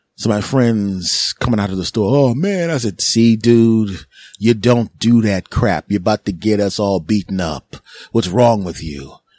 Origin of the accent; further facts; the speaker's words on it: Philadelphia, Pennsylvania, United States; in my hometown of, uh, of Philadelphia.